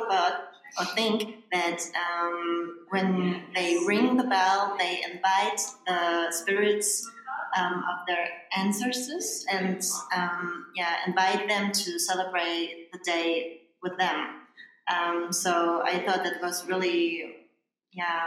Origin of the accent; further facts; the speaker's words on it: Germany; moved away; in Germany, we don't have a day like this